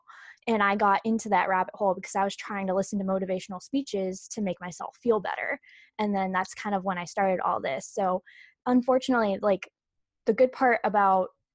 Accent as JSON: {"language": "English", "town": "Leominster", "region": "Massachusetts", "country": "United States", "said": "I'm from Leominster, Massachusetts, which is about 40 minutes outside of Boston"}